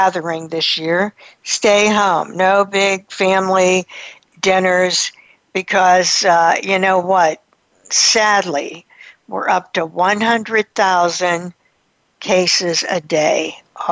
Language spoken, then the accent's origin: English; United States; we're American